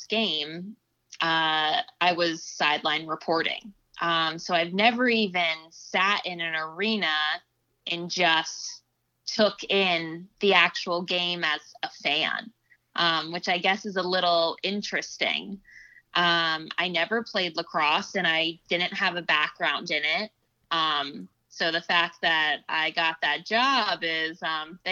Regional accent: Los Angeles, California, United States; now in Boston, United States; the Lakers will always be my hometown team

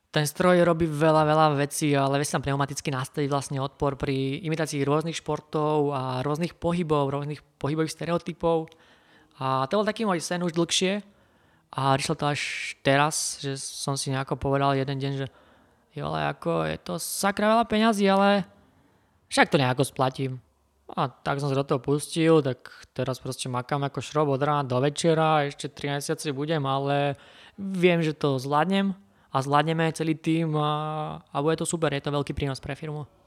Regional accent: Kysuce, Žilina Region, Slovakia; Som z Kisúza

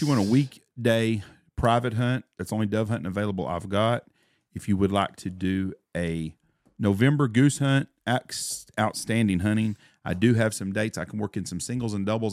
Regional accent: United States; As an American citizen

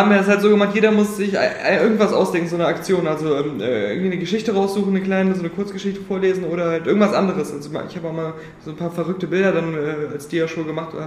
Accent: Cologne, North Rhine-Westphalia, Germany; wüsste ich aber als Kölner

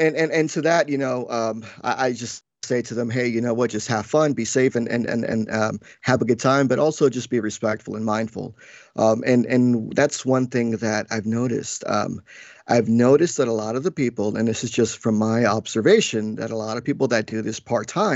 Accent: Paterson, New Jersey, United States; also born or lived in New York; I was born in New York and raised in Jersey in the tri-state area most of my whole life

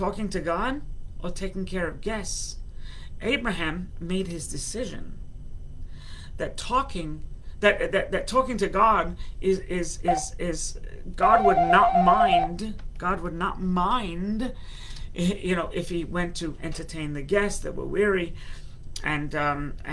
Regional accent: London, United Kingdom; moved away; also born or lived in United States; I was born in London, England.

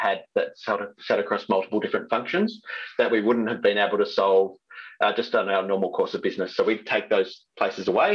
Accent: Sydney, New South Wales, Australia; moved away as an adult; also born or lived in Perth; now in Melbourne, Australia; I grew up in Sydney, but landed in Perth

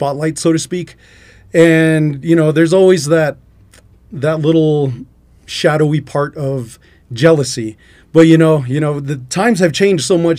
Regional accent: Albuquerque, New Mexico, United States; now in Klagetoh, United States; originally I'm from Albuquerque, but I'm out in Klagetoh because my mother, that's where she's from

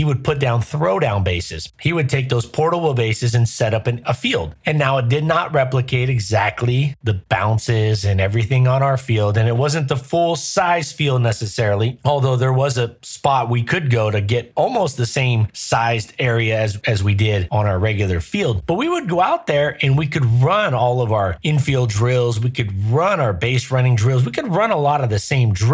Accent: Southern California, United States; I grew up in Southern California.

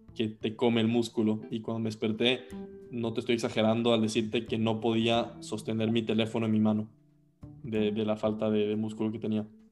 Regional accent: Quito, Pichincha, Ecuador; yo nací en 1999 en Quito, Ecuador

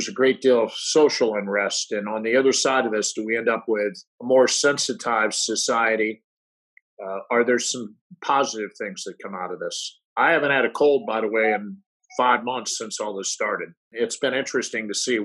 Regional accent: St. Louis, Missouri, United States; moved away; we grew up in St. Louis

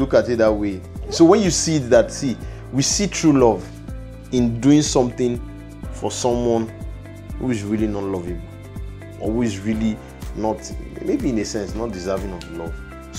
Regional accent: China; I remember when I was growing up in China, that used to be a thing of saying, go to where you are celebrated, not where you are tolerated.

